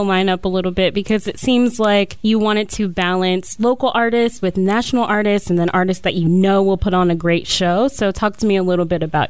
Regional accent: Cincinnati, Ohio, United States; moved away as an adult; now in Columbus, United States; I'm from Cincinnati. I've been in Columbus for a few years.

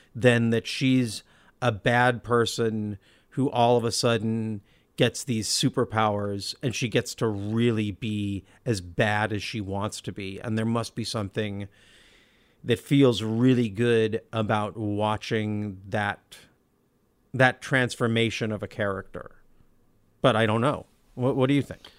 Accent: Olympia, Washington, United States; Brian and I grew up in Olympia.

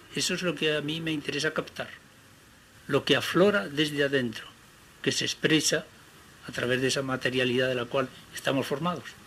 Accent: Crivillén, Aragon, Spain; moved away; mi pueblo de Cribillén

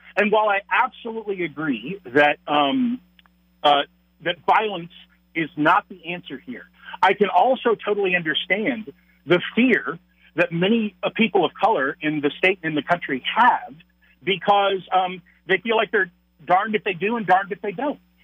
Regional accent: Texas, United States; moved away as an adult; now in La Crosse, United States; I am a Texan. I was born and raised in Texas, um, but we moved. Uh, my wife and I moved up north

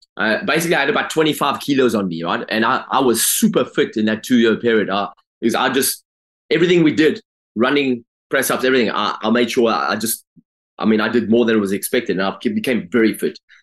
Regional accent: Durban, KwaZulu-Natal, South Africa; I grew up in South Africa, grew up in Durban.

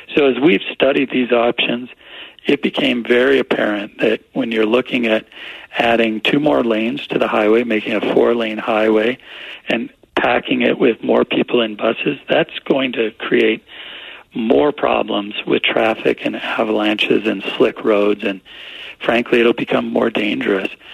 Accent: Little Cottonwood Canyon, Utah, United States; I grew up in Little Cottonwood Canyon

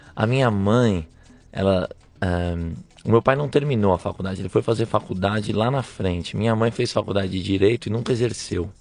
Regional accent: São Paulo, Brazil; moved away as an adult; also born or lived in Italy / France; now in San Francisco, United States; Eu nasci em São Paulo, capital, na Zona Norte

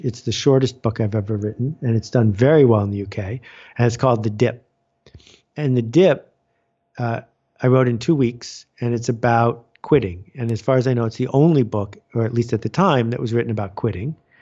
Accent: Buffalo, New York, United States; I grew up in Buffalo, New York, which is known around the world for snow.

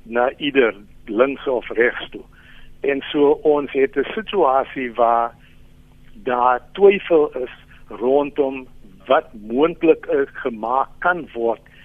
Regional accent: South Africa; ons as Suid-Afrikaners

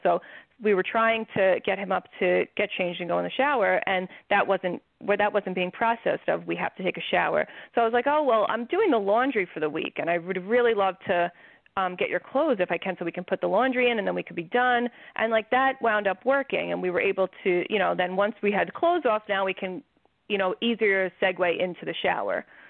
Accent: New York, United States; I'm from New York

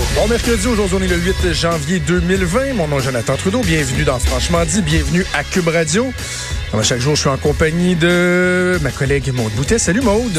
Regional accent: Quebec, Canada; chez nous au Québec

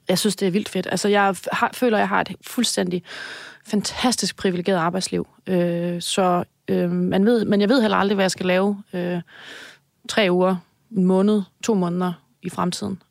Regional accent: Denmark; jeg er jyde

